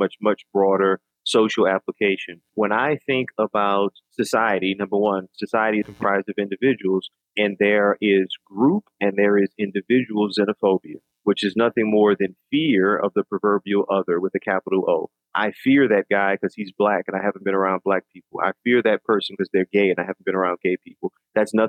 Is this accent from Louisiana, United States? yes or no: yes; New Orleans, Louisiana, United States; I'm from New Orleans and food is such a part of the culture.